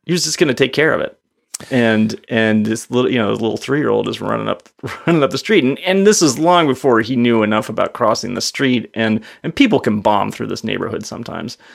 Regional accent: East Coast, United States; moved away; I grew up on the East Coast, so I feel like I'm a bit of an East Coast driver.

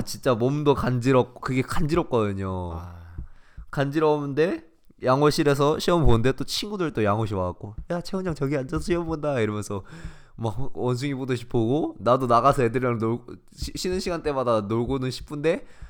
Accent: South Korea; 우리는 진짜 똑똑해요, 한국인

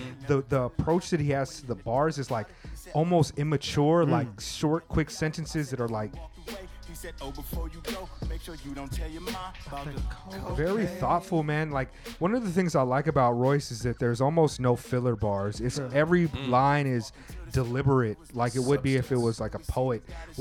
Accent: Southern California, United States; Growing up in Southern California, it's like you couldn't even wear Raiders gear

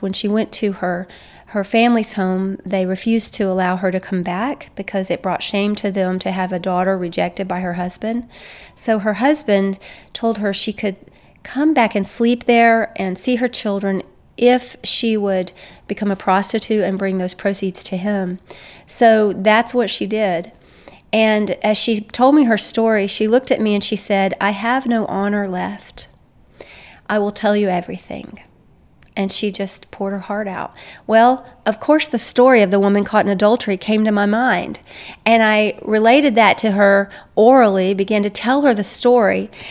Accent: United States; As an American, I'm from an, a guilt innocence worldview

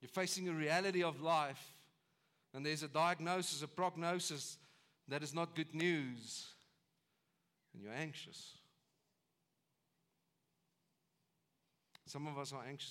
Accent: South Africa; as South Africans

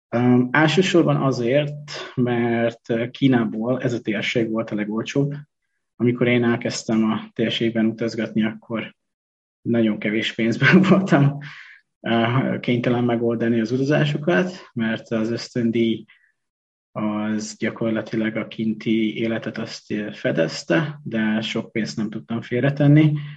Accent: Hungary; moved away as an adult; also born or lived in China; sváb településen nőttem föl

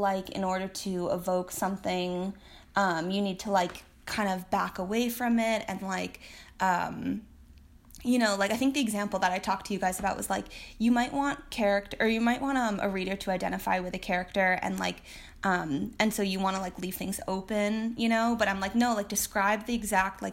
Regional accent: Martha's Vineyard, Massachusetts, United States; moved away as an adult; now in Oregon, United States; I'm from an island off the coast of Massachusetts, Martha's Vineyard

